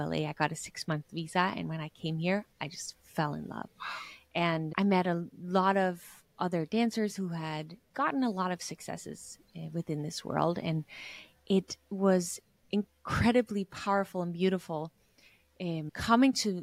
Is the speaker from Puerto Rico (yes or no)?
no; Denmark; I was a girl growing up in Denmark